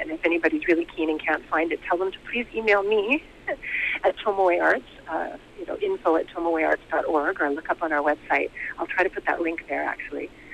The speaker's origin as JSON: {"language": "English", "town": "Vancouver", "region": "British Columbia", "country": "Canada", "tie": "born or raised there", "also_born_or_lived": "Japan", "moved": "as an adult", "said": "I moved back to Vancouver. It's my hometown. I was born and raised in the East End"}